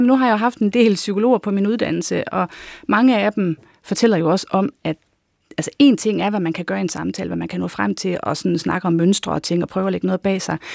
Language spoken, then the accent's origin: Danish; North Jutland, North Denmark Region, Denmark; moved away; jeg er da nordjyde i mit sind